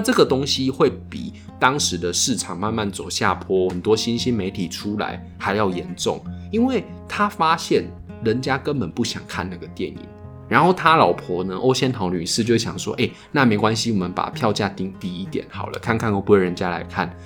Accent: Tainan, Taiwan; 我们就是身为台南人的经验

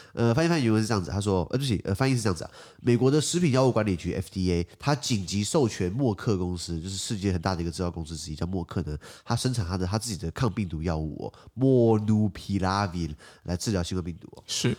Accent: Taiwan; 我母语在台湾不是用英文

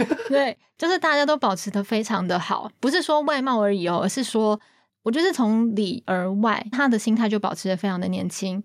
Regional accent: Taiwan; 我们就是台湾人

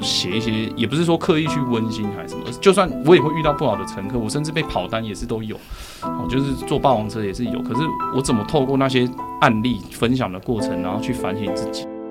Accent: Zhongli, Taoyuan, Taiwan; also born or lived in Longtan, Taoyuan; 六岁之后我就跟我妈妈从楼盘搬到中立

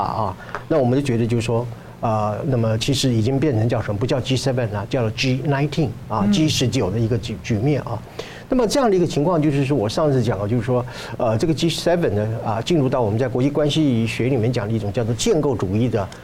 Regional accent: Taiwan; 我们台湾话讲

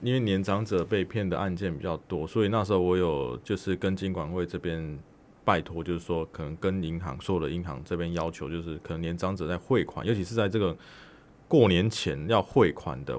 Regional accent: Taiwan; 我们台湾人会对于一些讯息或者对一些可能一些交往人人就是有有人有人就应该说人际关系上，我会确实很多的存疑

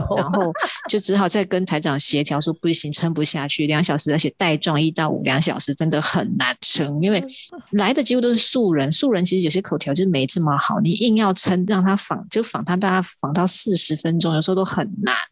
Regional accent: Taiwan; accent: Hailu Hakka; first language Hakka; Chinese is a second language; 跟我讲的是一样的腔调

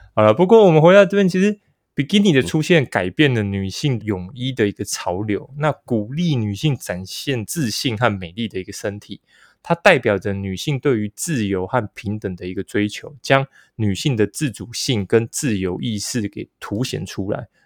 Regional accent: northern Taiwan, Taiwan; 因为我跟阿忠我们都是北部人嘛

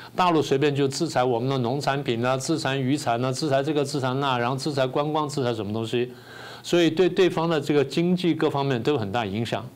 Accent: Taiwan; 我们台湾人不是笨， 我们台湾人是善良

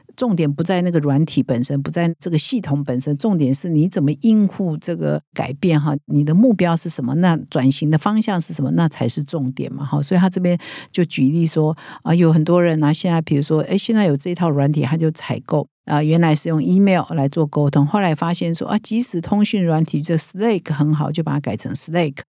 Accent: Taiwan; 我们台湾人

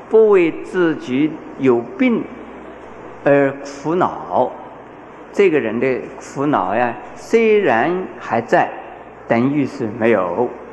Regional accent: China; 我们中国人

